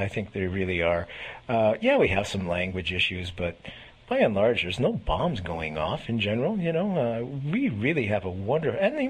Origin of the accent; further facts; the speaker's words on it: Montreal, Quebec, Canada; moved away as an adult; now in Sudbury, Canada; originally I hail from Montreal.